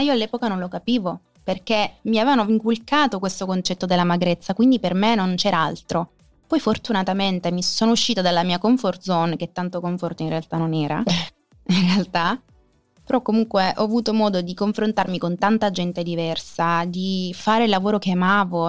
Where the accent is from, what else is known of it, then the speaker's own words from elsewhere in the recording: Sicily, Italy; io sono nata in Sicilia, sono cresciuta in Sicilia